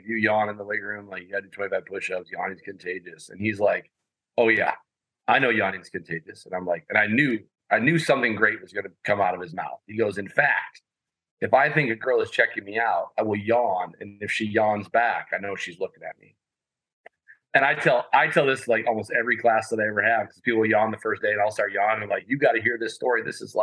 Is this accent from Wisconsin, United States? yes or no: yes; Madison, Wisconsin, United States; I'm a Madison kid. I grew up on the West Side, played for the Junior Spartans